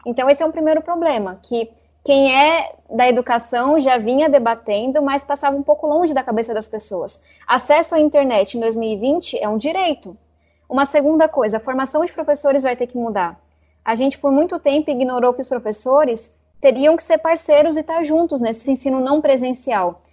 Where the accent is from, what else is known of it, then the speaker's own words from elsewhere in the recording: São Paulo, Brazil; A gente mora na Vila Missionária, então estou no extremo sul da cidade onde eu cresci